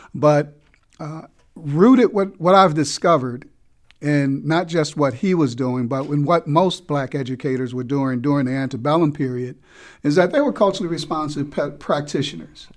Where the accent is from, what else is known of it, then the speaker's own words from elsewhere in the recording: Newark, New Jersey, United States; also born or lived in New York City; now in Baltimore, United States; I was born and raised in Newark, New Jersey